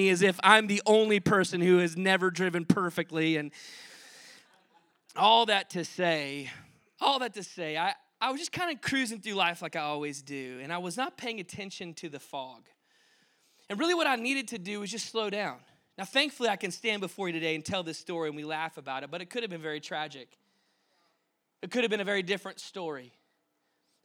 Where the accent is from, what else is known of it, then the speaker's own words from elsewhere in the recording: Dallas, Texas, United States; moved away; where I grew up in Dallas